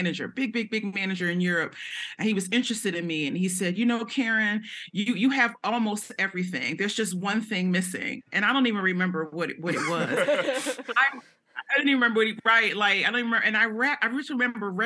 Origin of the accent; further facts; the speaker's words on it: Philadelphia, Pennsylvania, United States; I grew up in North Philly